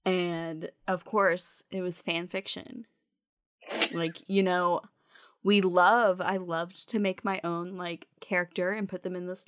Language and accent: English; Newport, North Carolina, United States; So I am born and raised in North Carolina, in a little small town called Newport, which is very, very rural. There is nothing to do. It's about 15 minutes from Atlantic Beach, the Crystal Coast, if you will.